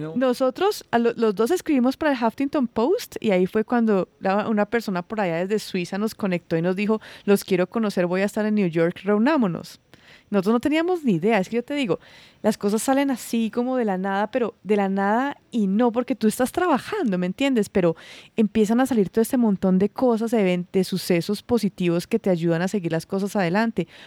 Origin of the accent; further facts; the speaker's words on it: Santuario, Risaralda, Colombia; Santuario es un pueblo chiquitito, es un pueblo pequeño